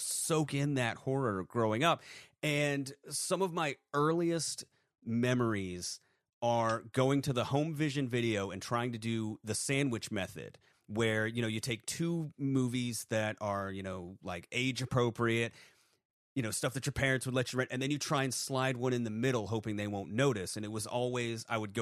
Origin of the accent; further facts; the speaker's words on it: Maine, United States; I I grew up in Maine.